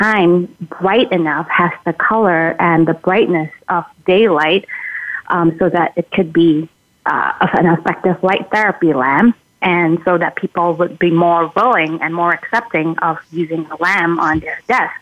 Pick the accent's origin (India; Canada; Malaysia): Malaysia; now in Minnesota, United States; I'm originally from Malaysia